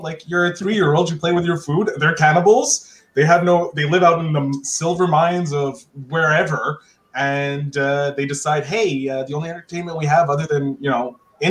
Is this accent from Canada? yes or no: yes; Canada; Look, I'm a Canadian.